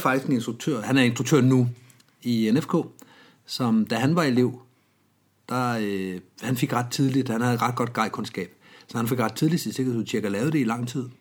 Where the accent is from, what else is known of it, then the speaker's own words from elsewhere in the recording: Denmark; Jeg er vokset op i Jylland